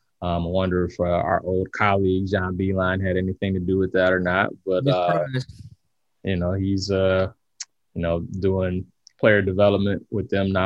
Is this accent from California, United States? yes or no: no; Michigan, United States; growing up in Michigan